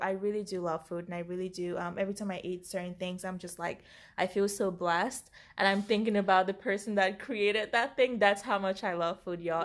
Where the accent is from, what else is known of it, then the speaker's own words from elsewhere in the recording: Cameroon; moved away; we grew up in Cameroon, Africa